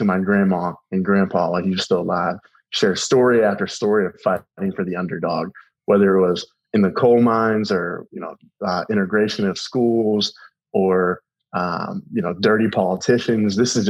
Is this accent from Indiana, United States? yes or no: no; Tallahassee, Florida, United States; Even though I grew up in Talley